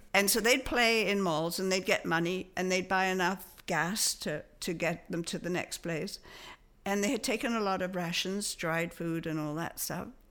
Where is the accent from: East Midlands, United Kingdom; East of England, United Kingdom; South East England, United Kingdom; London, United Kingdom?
London, United Kingdom; moved away as an adult; also born or lived in Liphook, Hampshire / Toronto, Canada; we moved to a house from London